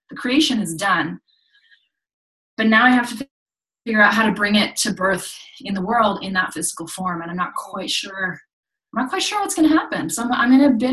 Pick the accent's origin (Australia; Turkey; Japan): Japan; I grew up in Japan um, in a very religious community.